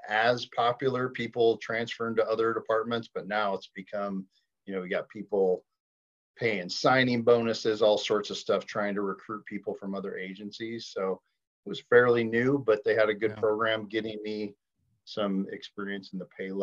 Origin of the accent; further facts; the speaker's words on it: Michigan, United States; moved away as an adult; also born or lived in Mesa, Arizona; now in Montana, United States; I grew up in Michigan, just lived pretty small town life